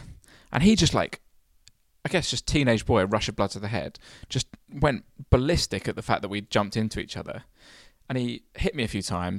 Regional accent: Kent, South East England, United Kingdom; Because we're both from Kent, where grammar schools still exist.

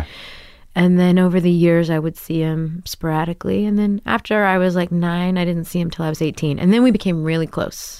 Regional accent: Grapevine, Texas, United States; moved away as an adult; also born or lived in New York City; now in Brooklyn, United States; I grew up in Da, uh, outside of Dallas, Texas, in Grapevine, Texas

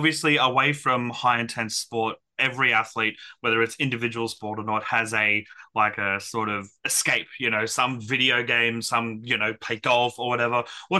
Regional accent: Brisbane, Queensland, Australia; I was born in Brisbane myself.

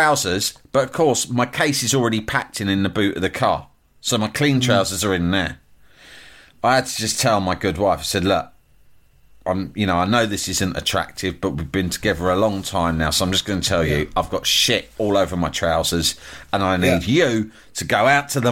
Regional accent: London, United Kingdom; I'm from London.

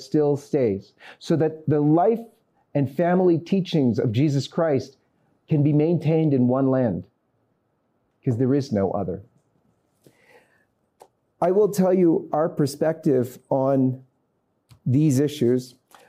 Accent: Canada; because I'm coming from Canada, so we'll maintain with Canada's statistics.

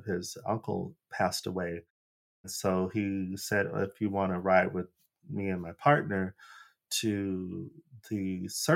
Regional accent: Phoenix, Arizona, United States; moved away as an adult; now in Los Angeles, United States; I'm from Phoenix, Arizona, which doesn't have a visibly large Black population

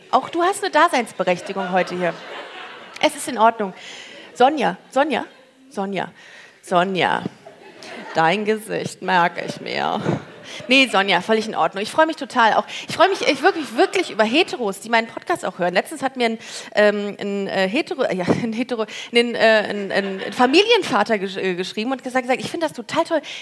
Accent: Regensburg, Bavaria, Germany; wo kommst du her? Äh, aus Regensburg.

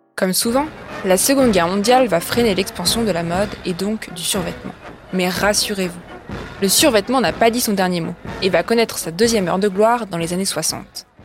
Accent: Aubervilliers, Île-de-France, France; Donc moi j'ai grandi à Aubervilliers, en Seine-Saint-Denis

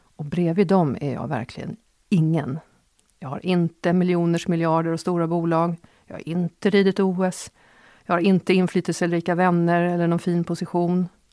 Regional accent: Åkersberga, Stockholm County, Sweden; jag växte upp i Åkersberga på 70-talet

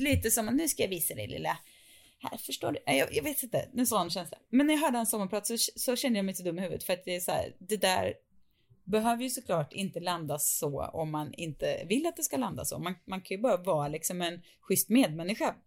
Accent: Sweden; vi svenskar

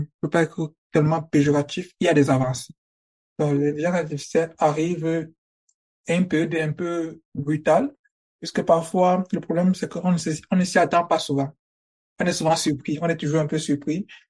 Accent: Cameroon; moved away as an adult; now in Germany; j'obtiens mon baccalauréat en 2018 mm-hmm. au Cameroun, je suis camerounais

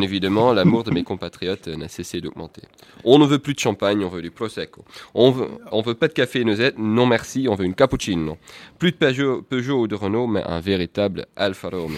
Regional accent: Netherlands; Nous, aux Pays-Bas

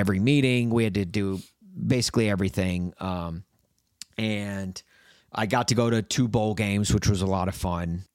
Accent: Brentwood, Tennessee, United States; moved away; also born or lived in Los Angeles, California; growing up in Nashville, having those connections to country music

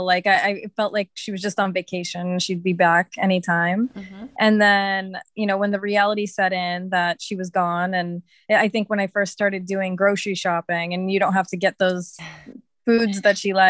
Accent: Massachusetts, United States; moved away as an adult; also born or lived in California; now in Bali, Indonesia; I grew up in Massachusetts and I moved to California with my daughter in 2013

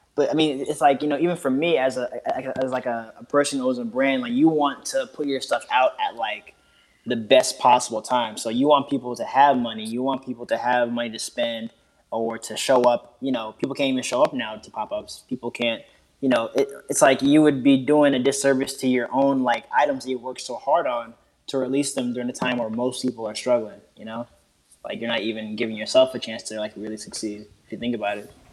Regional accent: Oakland, California, United States; now in Washington, DC, United States; I'm in DC right now. I'm from the Bay Area originally

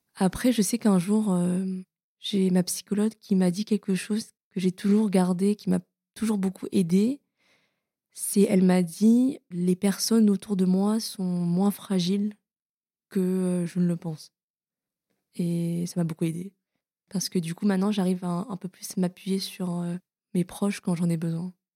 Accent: Paris, Île-de-France, France; Je suis née à Paris. On est euh, dans le centre et j'ai toujours grandi dans le centre de Paris

